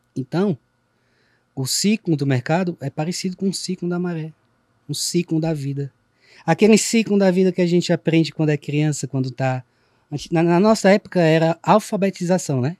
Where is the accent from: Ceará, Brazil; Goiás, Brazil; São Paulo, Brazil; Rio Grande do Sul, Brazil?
Ceará, Brazil; accent: Cearense; o cearenseis, nossa, nosso dialeto